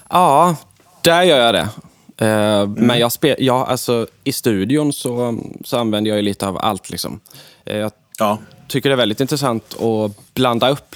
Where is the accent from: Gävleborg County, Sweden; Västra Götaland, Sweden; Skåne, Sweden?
Västra Götaland, Sweden; Alingsås; min hemstad Allingsås